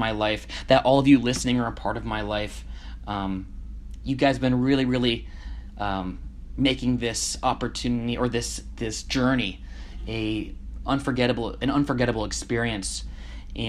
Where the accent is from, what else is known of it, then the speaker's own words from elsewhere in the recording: Connecticut, United States; moved away as an adult; Connecticut, my hometown